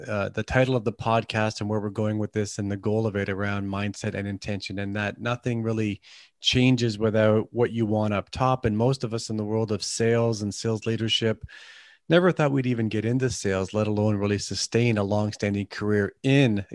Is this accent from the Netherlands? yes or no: no; Canada; accent: Canadian; my Canadian accent